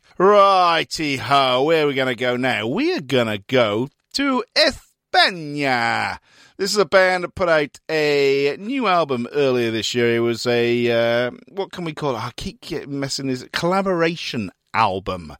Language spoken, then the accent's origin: English; Newport, Wales, United Kingdom; my hometown of Newport in Wales